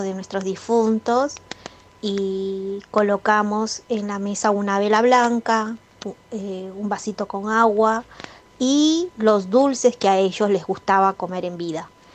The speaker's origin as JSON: {"language": "Spanish", "country": "Peru", "said": "soy de Perú"}